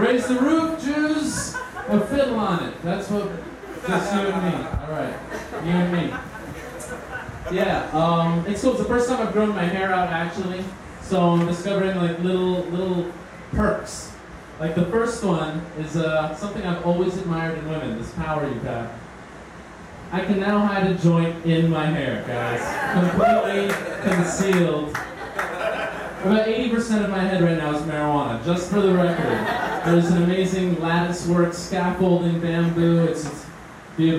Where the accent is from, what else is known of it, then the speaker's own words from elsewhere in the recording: Miami, Florida, United States; I'm from Miami